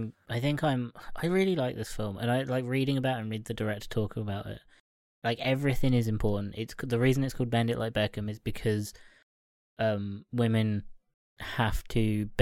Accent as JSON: {"language": "English", "country": "Ireland", "said": "And not just because I'm Irish."}